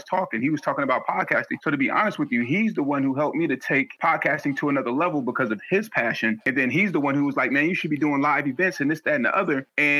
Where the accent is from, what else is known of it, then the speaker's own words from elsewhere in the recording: San Francisco, California, United States; I was born in San Francisco, California. And then at the age of 9 months, I was put into the foster care system.